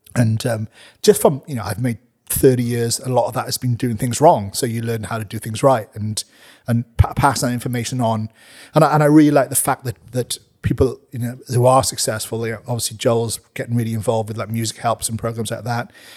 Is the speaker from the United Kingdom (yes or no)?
yes; Wales, United Kingdom; now in New Zealand; I am a Welshman, you know, rugby is in my blood